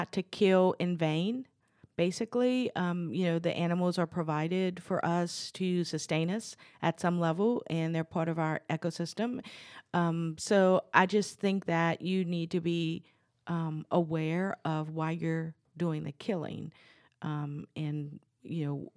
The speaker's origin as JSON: {"language": "English", "town": "New Orleans", "region": "Louisiana", "country": "United States", "tie": "born or raised there", "said": "I'm from New Orleans. I grew up there, and Louisiana is considered a hunter's paradise"}